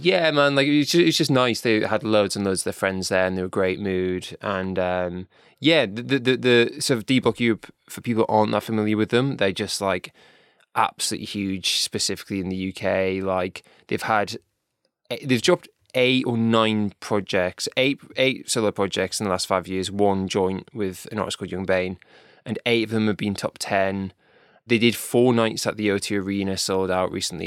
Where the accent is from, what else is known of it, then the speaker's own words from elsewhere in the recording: North East England, United Kingdom; I'm from North East